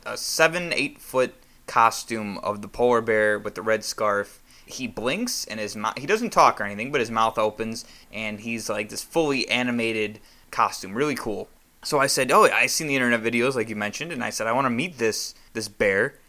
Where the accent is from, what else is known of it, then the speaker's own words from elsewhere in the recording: United States; I'm an American